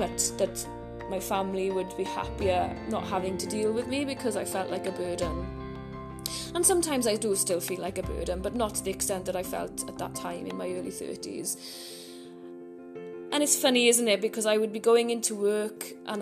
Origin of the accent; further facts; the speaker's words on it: Merthyr Tydfil, Wales, United Kingdom; growing up in Merthyr, going and roaming the mountains behind my house